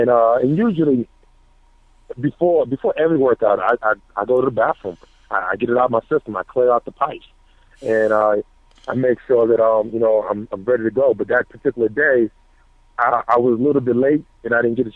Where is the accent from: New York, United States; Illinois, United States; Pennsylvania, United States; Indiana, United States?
New York, United States; now in Colorado, United States; I'm from New York